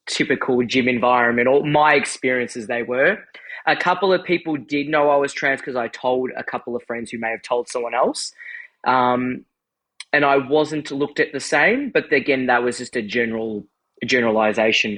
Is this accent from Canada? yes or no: no; Australia; I'm from Australia